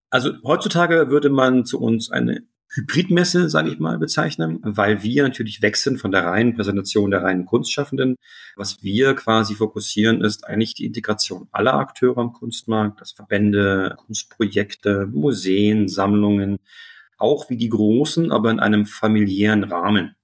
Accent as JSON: {"language": "German", "region": "Berlin", "country": "Germany", "also_born_or_lived": "Munich", "moved": "yes", "said": "Jetzt bin ich selber Berliner"}